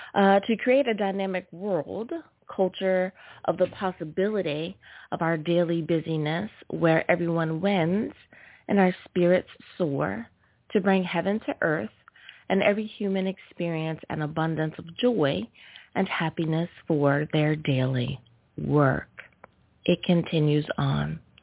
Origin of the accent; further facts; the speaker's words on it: United States; my home country. Woo! Thank you, USA